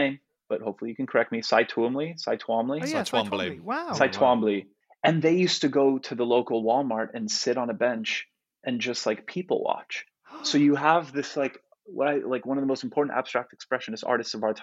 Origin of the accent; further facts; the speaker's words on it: Canada; first language Polish; English is a second language; also born or lived in Chelsea, New York; now in New York, United States; I'm Canadian, but I've been in the US for so long